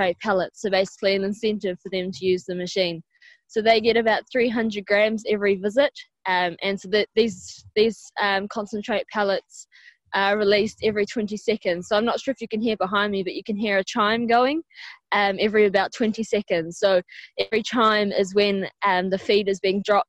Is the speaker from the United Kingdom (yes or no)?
no; New Zealand; now in Ireland; I'm not from Ireland, I'm from New Zealand.